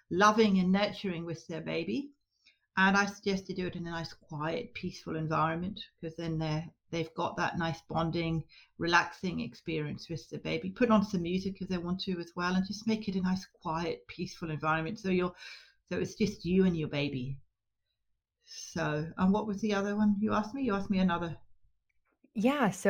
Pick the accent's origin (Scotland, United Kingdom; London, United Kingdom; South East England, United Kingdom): Scotland, United Kingdom; now in Australia; Um, Northwest Tasmania. I emigrated from Scotland around about 1992 ish